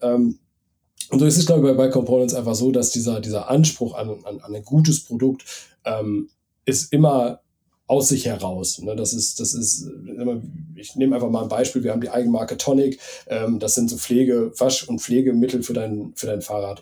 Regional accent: Bad Oeynhausen, North Rhine-Westphalia, Germany; ich wohne auch wieder in meiner, in meiner, in meinem, in dem Ort, wo ich aufgewachsen bin, ähm, in Bergkirchen, also bei Bad Oeynhausen

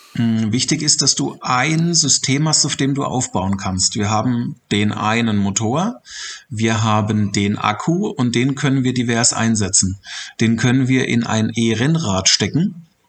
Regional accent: Germany; bei uns in Deutschland

